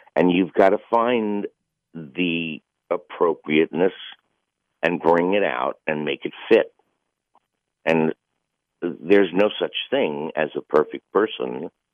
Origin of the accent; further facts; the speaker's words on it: New York City, New York, United States; I grew up in the same little area that he did. You know, we're both from Bayside